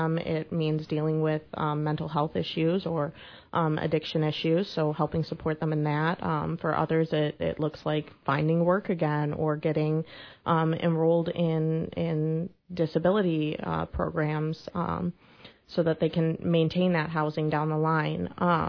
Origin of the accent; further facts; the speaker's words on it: Kenosha, Wisconsin, United States; moved away as an adult; also born or lived in Whitewater, Wisconsin; now in Quincy, United States; I'm from Wisconsin. You might be able to recognize the accent a little bit. But I born and raised in Kenosha, Wisconsin, ended up going to the University of Wisconsin-Whitewater